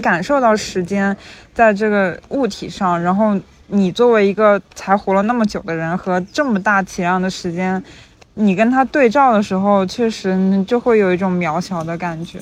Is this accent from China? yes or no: yes; rural mountainous area in southern China, China; now in London, United Kingdom; 我在农，农村，甚， 甚至是山区长大的嘛